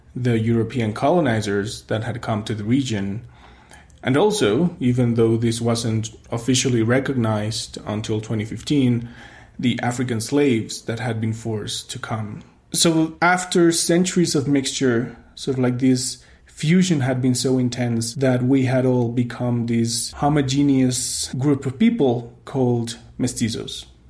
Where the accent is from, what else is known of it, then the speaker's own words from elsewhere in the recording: Mexico City, Mexico; when I was growing up in Mexico City